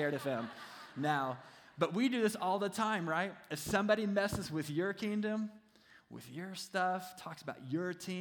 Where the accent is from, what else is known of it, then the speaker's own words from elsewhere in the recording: Kentucky, United States; He was actually my senior pastor when I was growing up in Kentucky just a few years ago